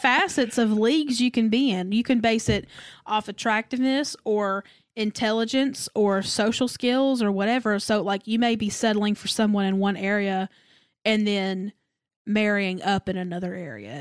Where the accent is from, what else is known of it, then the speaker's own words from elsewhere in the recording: the South, United States; I was raised in the South